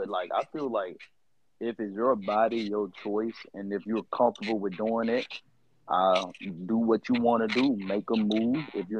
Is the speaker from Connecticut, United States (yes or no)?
no; Monroe, Louisiana, United States; moved away as an adult; now in Houston, United States; I'm from Monroe, Louisiana. I've been living in Houston for about 2.5 years. And so far, I like it out here.